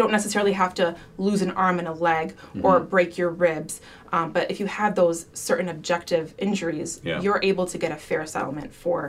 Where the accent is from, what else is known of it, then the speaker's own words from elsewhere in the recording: Sterling Heights, Michigan, United States; also born or lived in West Bloomfield, Michigan; I grew up in Sterling Heights and then we moved to West Bloomfield.